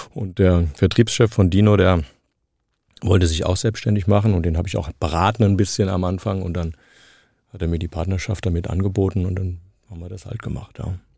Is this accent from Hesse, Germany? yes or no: yes; Frankfurt, Hesse, Germany; accent: Frankfurterisch; Ich bin in dieser Stadt geboren, ich bin in den Kindergarten, ich bin in die Schule, ich habe hier studiert